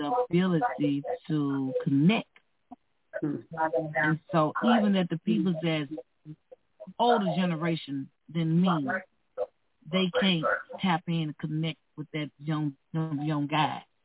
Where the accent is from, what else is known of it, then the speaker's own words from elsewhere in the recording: Mississippi, United States; now in Minnesota, United States; I come from a racist background. I'm from Mississippi